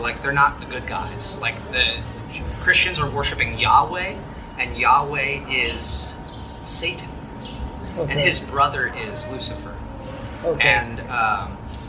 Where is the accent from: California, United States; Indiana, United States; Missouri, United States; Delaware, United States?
California, United States; Los Angeles; moved away as an adult; now in Kansas City, United States; I'm from Los Angeles